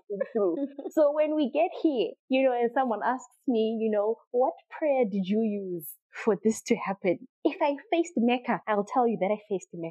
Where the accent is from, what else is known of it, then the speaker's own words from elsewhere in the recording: Triangle, Masvingo, Zimbabwe; also born or lived in Harare; I come from a little known plantation called Triangle. It's not even a town. It's a sugar estate, to be very honest with you. It's very small. So I was born there. I was raised there. I lived there until I was 5. Moved from there. Moved to Harare. I was in Harare from when I was 6 up until I was in Form 1. And then we moved back to Triangle.